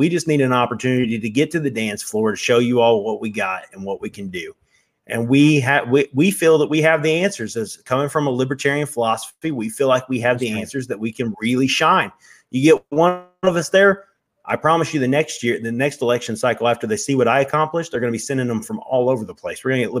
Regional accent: Missouri, United States; We know how to work. We're from Missouri, man. We know how to work.

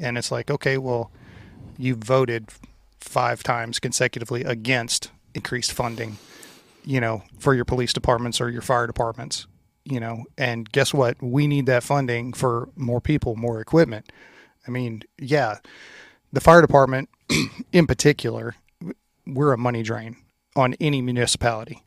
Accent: Louisiana, United States; moved away; where I grew up in Louisiana, I grew up out in the country

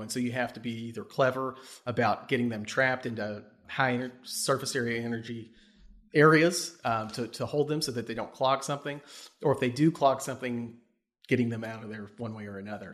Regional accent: Bardstown, Kentucky, United States; Born and raised in Kentucky, um, from Bardstown, grew up on a, a cattle and tobacco farm in, in Bardstown

